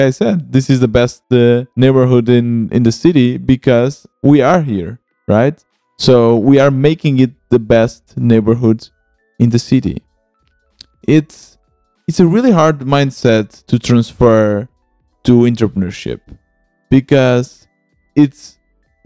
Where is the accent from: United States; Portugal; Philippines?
Portugal; moved away as an adult; also born or lived in Germany / Lisbon; I'm originally from Portugal. I moved to Germany and now I'm back in Portugal, and I'm living in Lisbon